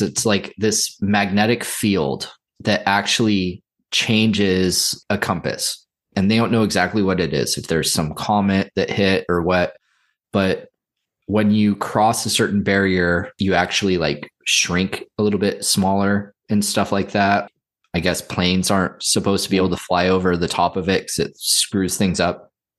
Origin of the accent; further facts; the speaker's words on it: Santa Cruz, California, United States; And I grew up in Santa Cruz, so like I went to it a lot as a kid.